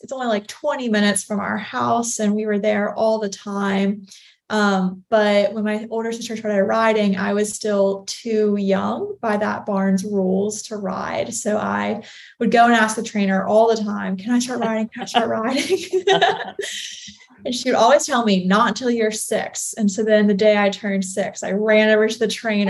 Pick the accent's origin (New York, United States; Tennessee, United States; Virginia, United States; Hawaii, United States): Virginia, United States; Newport News; I grew up in Newport News, Virginia